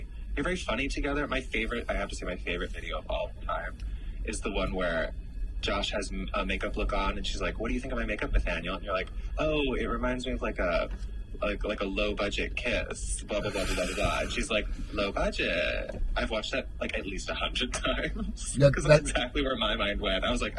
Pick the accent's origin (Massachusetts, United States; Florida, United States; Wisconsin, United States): Massachusetts, United States; born there; also born or lived in Pennsylvania; I grew up all over the East Coast. We were super poor, my mom and I. So I was born in Massachusetts, and then I lived in like 10 different states growing up. But then I went to high school in Pennsylvania and college in Pittsburgh.